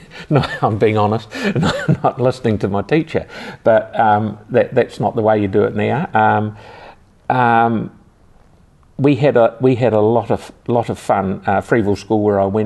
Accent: Christchurch, Canterbury, New Zealand; I was born over in Brighton and lived in Brighton all my life

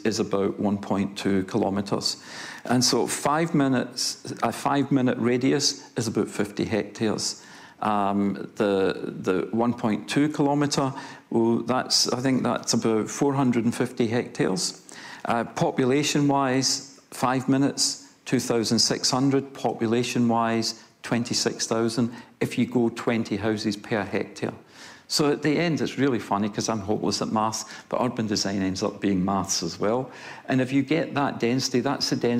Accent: Scotland, United Kingdom; now in Christchurch, New Zealand; I'm Scottish

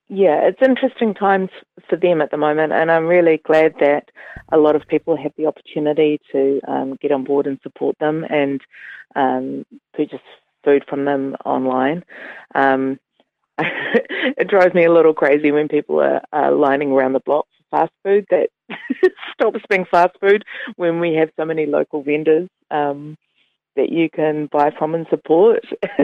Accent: Auckland, New Zealand; now in Dunedin, New Zealand; I've always loved the market whenever I've come down to Dunedin, because I was previously from Tamaki Makaurau.

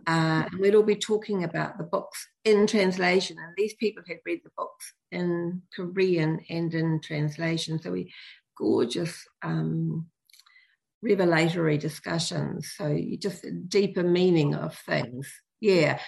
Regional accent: New Zealand; we as Kiwi parents

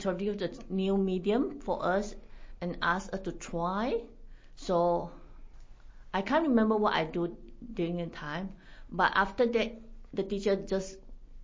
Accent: Malaysia; moved away as an adult; also born or lived in Auckland, New Zealand; now in New Plymouth, New Zealand; I'm originally from Malaysia. My family migrated to New Zealand in 2008

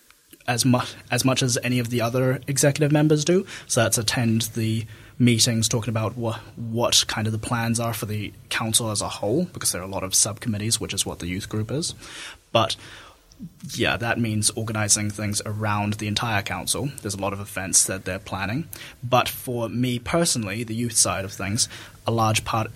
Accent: Dunedin, Otago, New Zealand; also born or lived in Christchurch; I was born in Christchurch, but basically brought immediately to Dunedin. So I am a Dunedin resident, lived here, raised here all my life

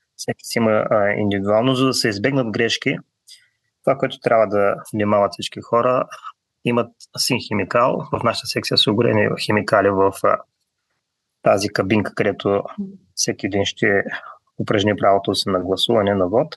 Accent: Bulgaria; now in New Zealand; Ние сме българи, носим си го българското в себе си

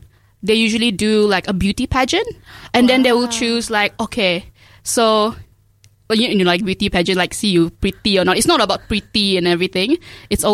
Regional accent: Sabah, Malaysia; moved away as an adult; now in Dunedin, New Zealand; I was born and raised in Sabah, Malaysia.

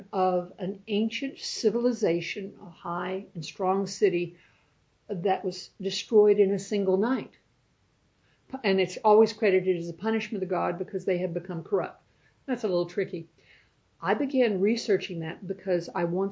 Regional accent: United States; accent: American; now in New Zealand

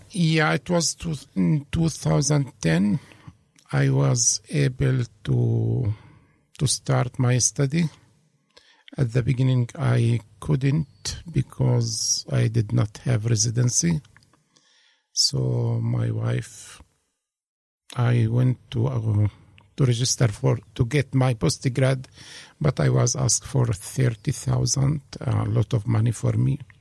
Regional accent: Hebron, West Bank, Palestine; English is a second language; moved away as an adult; also born or lived in Italy; now in Dunedin, New Zealand; I was born in 1966 in a city called Hebron, and. Uh, raised and they grew up there in Hebron.

